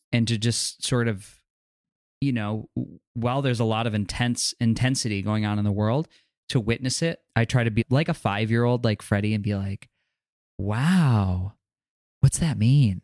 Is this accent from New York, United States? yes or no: yes; New York, United States; growing up in New York or walking around New York City